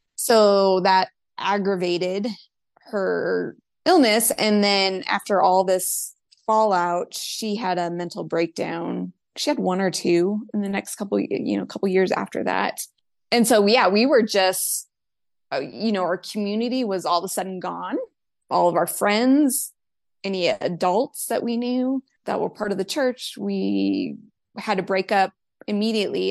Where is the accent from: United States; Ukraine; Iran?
United States; Spokane, Washington; moved away as an adult; I grew up in Spokane. I stayed there the whole time